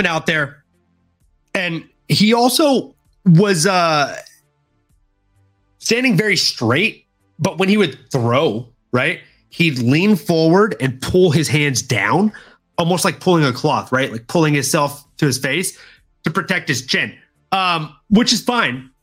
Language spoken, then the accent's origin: English; the South, United States; I'm from the South